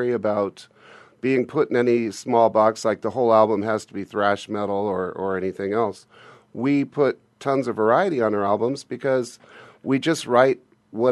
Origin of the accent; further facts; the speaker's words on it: Glendale, California, United States; now in Phoenix, United States; I was born in Glendale